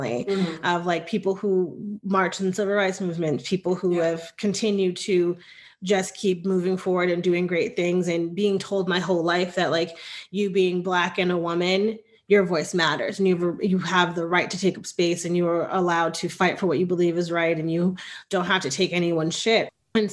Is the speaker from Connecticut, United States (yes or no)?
yes; New Haven, Connecticut, United States; moved away as an adult; now in Austin, United States; growing up in Connecticut, there was, again, a church on every corner